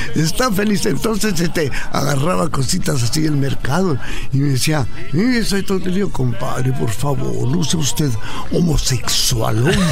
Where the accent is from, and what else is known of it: Ciudad Juárez, Chihuahua, Mexico; born or raised there